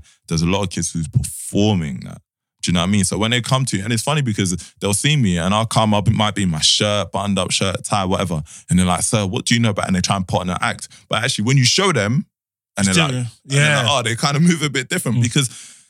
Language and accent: English; DR Congo; Like, I know people have, I'm from Congo, I know people have fled war.